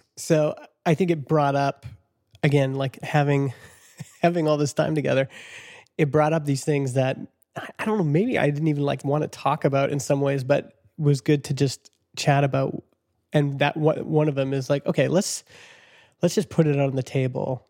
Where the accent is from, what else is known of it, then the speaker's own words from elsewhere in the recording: Vernon, British Columbia, Canada; my hometown of Vernon